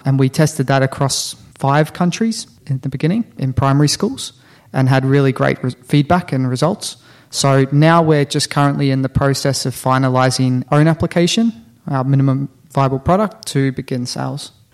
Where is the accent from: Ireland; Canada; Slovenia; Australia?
Australia; moved away as an adult; also born or lived in New Zealand; now in Finland; originally from New Zealand, born and raised in Australia, and been living in Finland for about six years now.